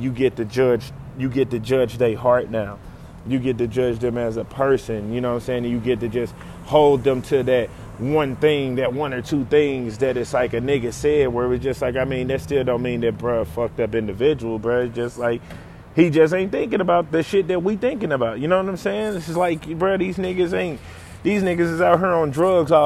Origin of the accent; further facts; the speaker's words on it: St. Louis, Missouri, United States; I'm from St. Louis where Ferguson is, and I can tell you that it's a lot of niggas where I'm from